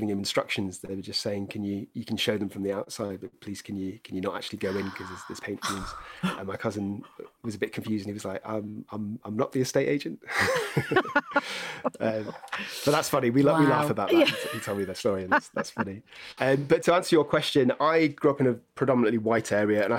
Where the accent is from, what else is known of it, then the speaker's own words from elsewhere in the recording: Cheshire, North West England, United Kingdom; moved away as an adult; also born or lived in Edinburgh; now in London, United Kingdom; I grew up in Cheshire